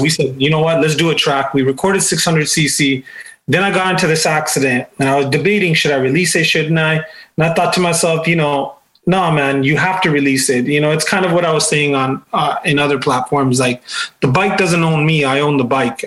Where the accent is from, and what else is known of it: Toronto, Ontario, Canada; born or raised there